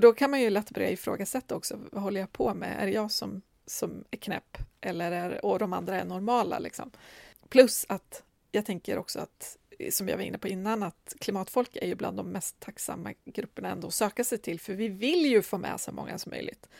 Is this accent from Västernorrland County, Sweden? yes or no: yes; Medelpad, southern Norrland, Västernorrland County, Sweden; now in Stockholm, Sweden; jag kom från södra Norrland, liksom medelpad och hade exakt noll kontakter i Stockholm när jag flyttade hit.